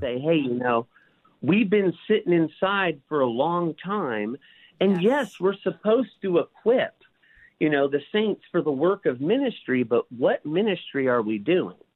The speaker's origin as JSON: {"language": "English", "town": "Bellflower", "region": "California", "country": "United States", "tie": "born or raised there", "also_born_or_lived": "Paramount, California", "said": "I grew up in Bellflower, Paramount, California."}